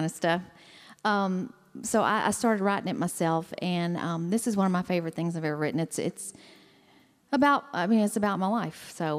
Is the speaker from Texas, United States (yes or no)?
yes; Texas, United States; I grew up in East Texas listening to what I call real country music, just straight up country, and my dad worked at the local radio station there